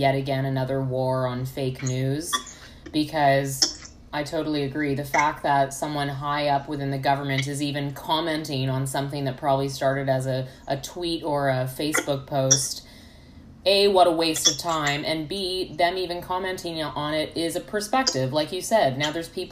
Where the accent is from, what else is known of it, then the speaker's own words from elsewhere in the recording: Canada; moved away as an adult; now in United States; as a Canadian, and I've only lived in the States for like a year and a half